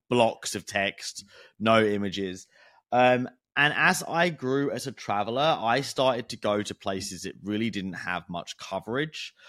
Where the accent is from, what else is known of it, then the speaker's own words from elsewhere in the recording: United Kingdom; I'm British